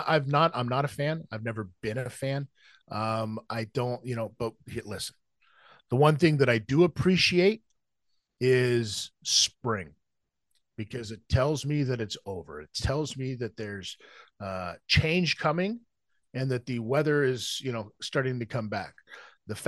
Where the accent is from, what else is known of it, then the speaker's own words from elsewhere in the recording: Las Vegas, Nevada, United States; also born or lived in California / Washington State; now in Ontario, Canada; Yeah, born and raised in Las Vegas, moved around, but pretty much everywhere all along the West Coast. You know what I mean? So California into Washington State.